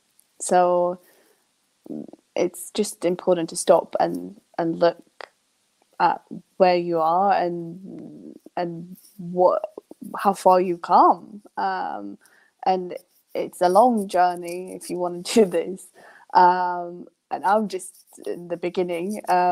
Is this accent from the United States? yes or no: no; Sweden; born there; English is a second language; also born or lived in England; I miss England more than I miss Sweden. And I was born in Sweden.